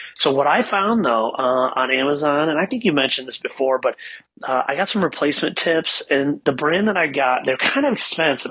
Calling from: Ann Arbor, Michigan, United States; I'm calling you from Ann Arbor

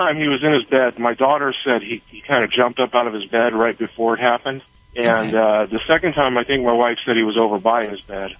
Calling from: Cottonwood, California, United States; I'm in Cottonwood, California right now. I'm a truck driver.

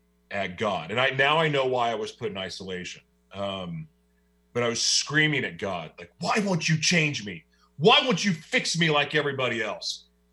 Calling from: Oklahoma City, Oklahoma, United States; I'm hiding away right now in Oklahoma City, Oklahoma.

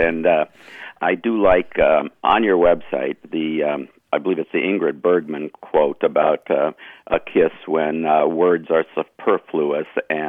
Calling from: Clintonville, Wisconsin, United States; I'm calling from Clintonville, Wisconsin.

